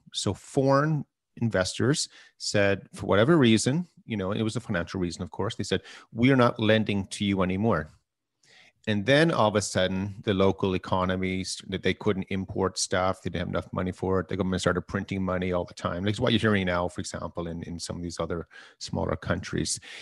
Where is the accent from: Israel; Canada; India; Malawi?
Canada; we're Canadian